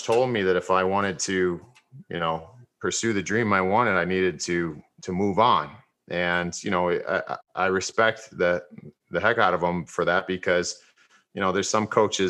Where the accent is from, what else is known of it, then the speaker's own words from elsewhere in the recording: Brunswick, Ohio, United States; I grew up in Brunswick